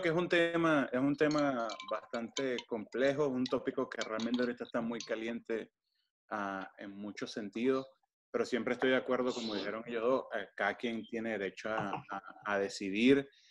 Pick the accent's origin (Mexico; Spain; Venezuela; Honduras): Venezuela; de donde yo soy en Venezuela